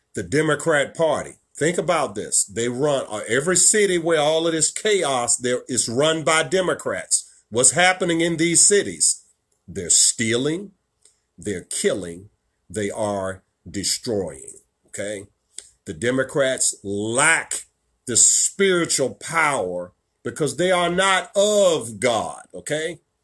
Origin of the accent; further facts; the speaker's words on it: Richmond, Virginia, United States; right here in my hometown of Richmond, Virginia